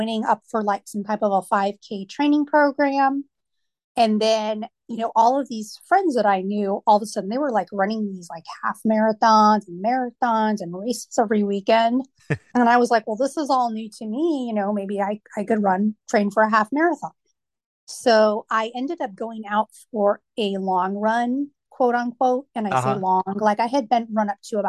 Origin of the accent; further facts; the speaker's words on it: Washington, United States; moved away as an adult; also born or lived in Myrtle Beach, South Carolina; now in Virginia Beach, United States; I grew up in Washington State and then lived there for a number of years